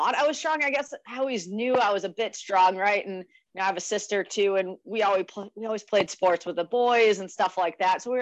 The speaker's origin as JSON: {"language": "English", "region": "Western New York", "country": "United States", "tie": "born or raised there", "moved": "as an adult", "lives_now": "North Carolina, United States", "said": "I grew up in a lot of places throughout Western New York, but I rodeoed all through high school"}